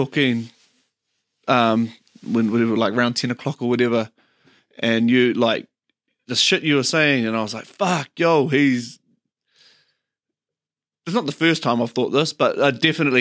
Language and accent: English; Auckland, New Zealand; also born or lived in Papakura / Kerikeri; I grew up in Beachlands, went to Beachlands Primary, ended up going to Hark Intermediate